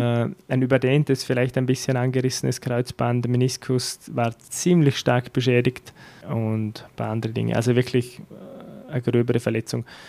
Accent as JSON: {"language": "German", "country": "Austria", "said": "in Dormen, wo ich her bin"}